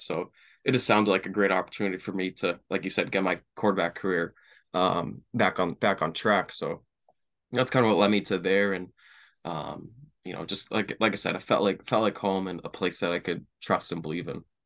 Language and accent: English; Brockton, Massachusetts, United States; I grew up in Brockton, Mass. Um, you know, moved around a couple towns, you know, early on in my life